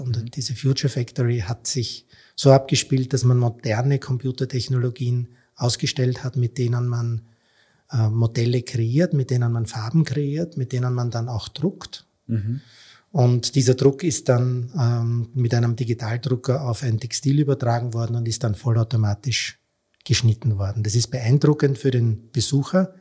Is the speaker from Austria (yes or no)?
yes; Austria; als Österreicher